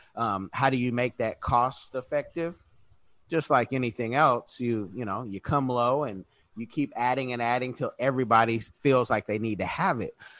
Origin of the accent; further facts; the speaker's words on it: Oakland, California, United States; I was born in Oconda, that's Oakland